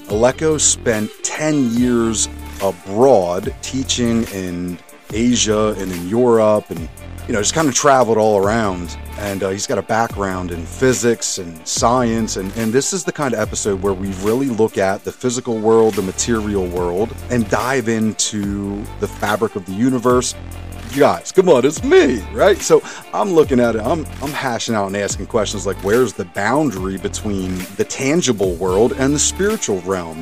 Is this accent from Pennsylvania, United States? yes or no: yes; Montgomery County, suburbs of Philadelphia, Pennsylvania, United States; now in Reading, United States; I grew up in Montgomery County, which is like the suburbs of Philadelphia